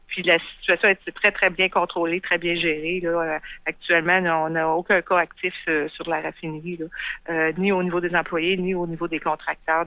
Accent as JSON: {"language": "French", "town": "Quebec City", "region": "Quebec", "country": "Canada", "tie": "born or raised there", "also_born_or_lived": "Montreal", "said": "j'ai été élevée ici à Québec"}